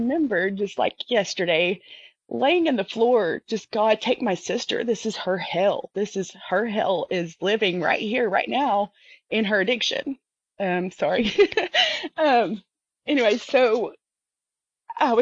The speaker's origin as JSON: {"language": "English", "region": "the South", "country": "United States", "said": "I'm from the South"}